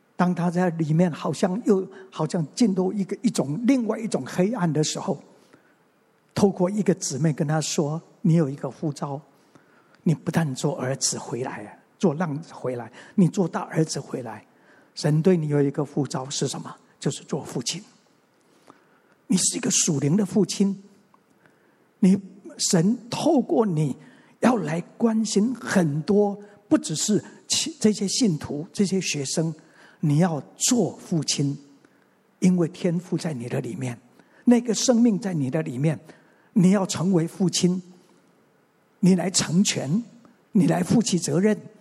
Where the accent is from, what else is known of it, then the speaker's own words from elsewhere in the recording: Mingjian Township, Nantou County, Taiwan; also born or lived in Xinwu, Taoyuan; 我生下来， 我是生在南投的民间乡的一个乡下